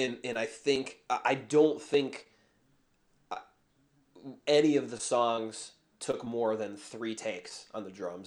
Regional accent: Chicago, Illinois, United States; I was born in Chicago. I've, I've lived here pretty much my whole life

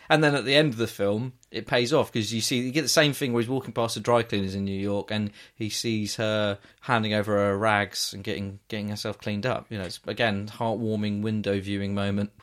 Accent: England, United Kingdom; I'm, I'm from England

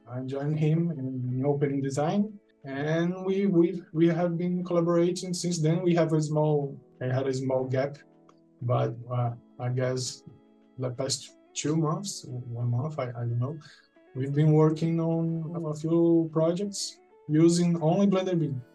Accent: Fortaleza, Ceará, Brazil; now in Juazeiro do Norte, Brazil; I'm from Brazil. I'm from a, a, town in northeast called Fortaleza, and now I'm living in a near, relatively near town called Juazeiro do Norte.

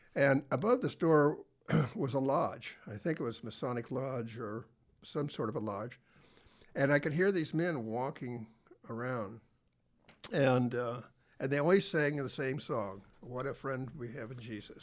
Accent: Tillamook, Oregon, United States; I grew up in Taylor, Oregon.

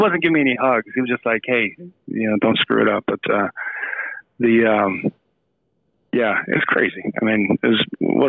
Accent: Phoenix, Arizona, United States; And when he retired, we settled in Phoenix. So I went to kind of middle school and high school in Phoenix, Arizon

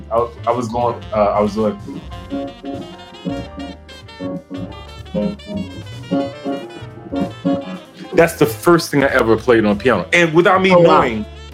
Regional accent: Miami, Florida, United States; also born or lived in Albany, Georgia; I grew up in Miami, so I grew up around a lot of gospel music

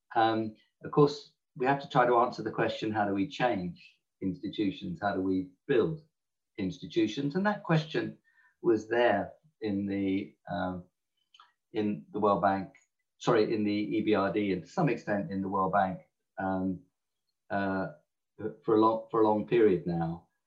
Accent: England, United Kingdom; accent: English; my English accent

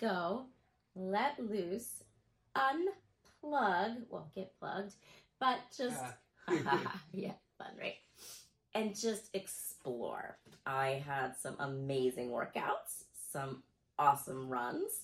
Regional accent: Texas, United States; moved away; also born or lived in Florida; I am originally from Texas. I am a Texas girl

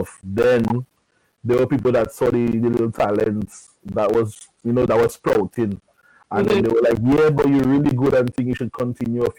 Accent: Dominica; In Dominica, in Buffet City, my community

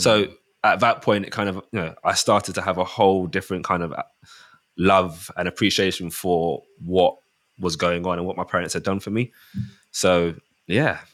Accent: Mitcham, London, United Kingdom; born and bred, raised in Mitcham.

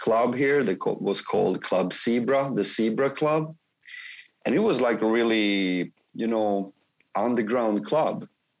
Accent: Kristinehamn, Värmland, Sweden; my hometown, Kristinehamn, is that it's like Stockholm is like big. It's like 1,500,000 people, like 1.5 million or something. But my town is like 20,000. It's like really small.

